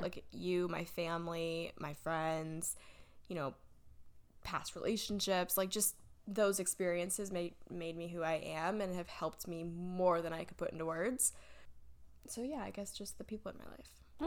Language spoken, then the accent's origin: English; Davidson, North Carolina, United States; also born or lived in Michigan / Huntersville / Cornelius; now in Charlotte, United States; I grew up in Davidson.